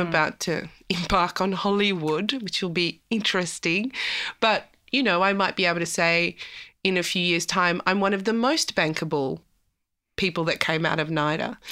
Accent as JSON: {"language": "English", "country": "South Africa", "said": "I'm South African"}